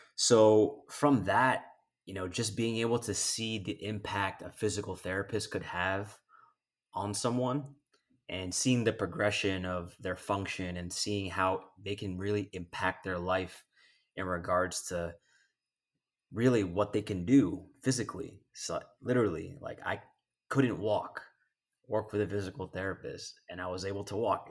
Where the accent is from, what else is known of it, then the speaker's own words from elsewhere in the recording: East Coast, United States; now in Los Angeles, United States; I grew up on the East Coast.